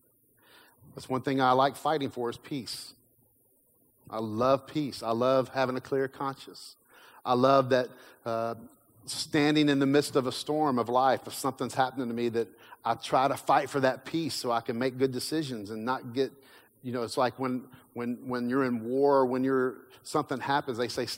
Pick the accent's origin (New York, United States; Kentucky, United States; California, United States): Kentucky, United States; I grew up in Kentucky